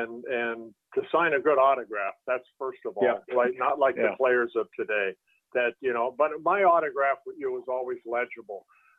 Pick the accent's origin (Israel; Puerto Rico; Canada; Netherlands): Netherlands; born there; I was born in Holland. My dad came over with, you know, hardly any money in his pocket and gave us a better life.